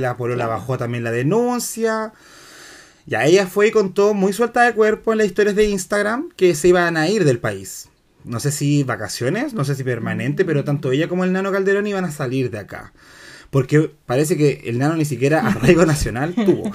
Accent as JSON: {"language": "Spanish", "town": "Santiago", "region": "Santiago Metropolitan Region", "country": "Chile", "said": "yo vengo de colegio católico de Independencia"}